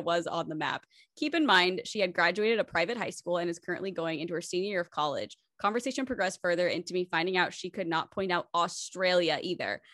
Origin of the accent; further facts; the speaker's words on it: United States; growing up in America